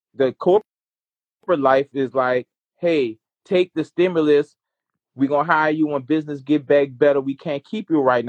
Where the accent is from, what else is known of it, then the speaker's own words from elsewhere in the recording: New Orleans, Louisiana, United States; I'm chilling down here in New Orleans.